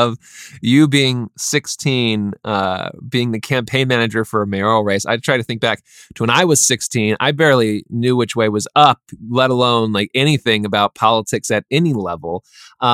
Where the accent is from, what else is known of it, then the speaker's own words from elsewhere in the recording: Highlands Ranch, Colorado, United States; I grew up in Colorado as well, in Highlands Ranch, so not super far away. I spent 10 years there